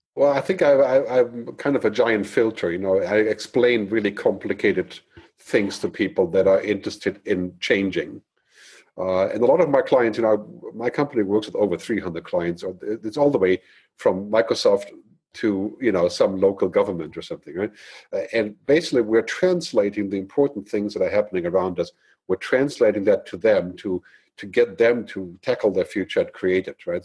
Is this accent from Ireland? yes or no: no; Germany; moved away as an adult; also born or lived in San Francisco / Boston; I grew up in Germany